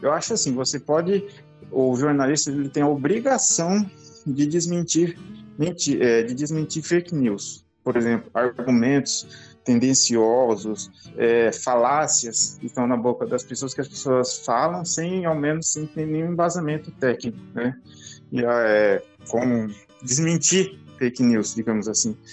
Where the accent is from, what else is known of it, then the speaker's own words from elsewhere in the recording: Dourados, Mato Grosso do Sul, Brazil; moved away as an adult; now in Campo Grande, Brazil; Eu sou natural de Dourados, hoje eu moro em Campo Grande.